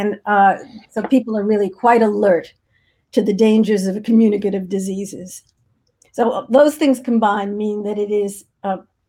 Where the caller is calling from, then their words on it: Cape Cod, Massachusetts, United States; I'm calling from outer Cape Cod, all the way out into the ocean. We call it Land's End.